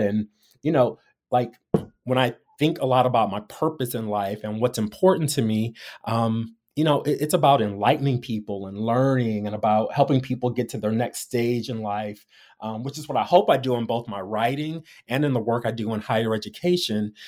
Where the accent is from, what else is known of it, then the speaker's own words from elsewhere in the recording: Detroit, Michigan, United States; moved away as an adult; also born or lived in Columbia, Missouri / Los Angeles; now in San Francisco, United States; growing up in Detroit, it's eighty, ninety percent black